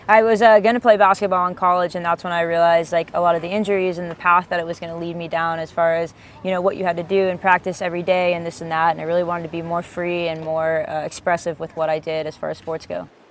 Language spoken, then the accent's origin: English; East Coast, United States; I grew up on the East Coast